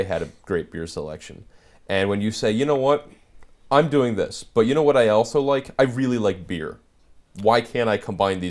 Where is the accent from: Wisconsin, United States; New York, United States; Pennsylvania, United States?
Pennsylvania, United States; Philadelphia; I'm actually Philly.